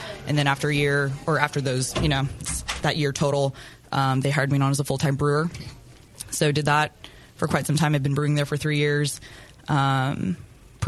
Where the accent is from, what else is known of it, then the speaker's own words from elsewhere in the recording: Houston, Texas, United States; now in Austin, United States; born and raised in Houston